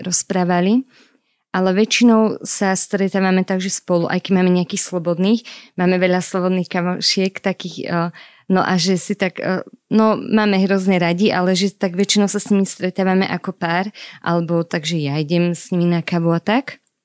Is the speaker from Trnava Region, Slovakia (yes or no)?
no; Orava, Žilina Region, Slovakia; pochádzam z Oravy